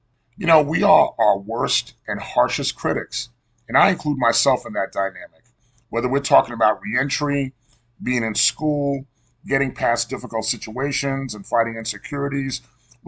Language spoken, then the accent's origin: English; New York City, New York, United States; Janine and I grew up together in Cambria Heights, Queens, New York, and we attended Sacred Heart Elementary School together.